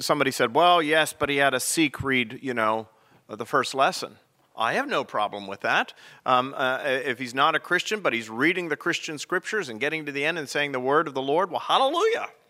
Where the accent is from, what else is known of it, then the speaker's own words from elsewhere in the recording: Pennsylvania, United States; now in South Carolina, United States; Pennsylvania, my home state